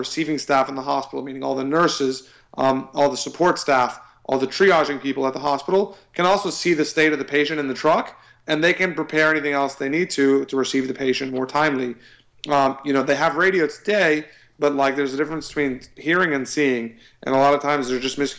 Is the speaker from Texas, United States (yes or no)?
yes; Austin, Texas, United States; I'm from Austin